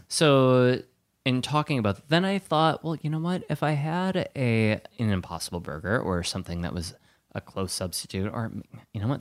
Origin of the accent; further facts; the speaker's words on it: Wisconsin, United States; I'm from Wisconsin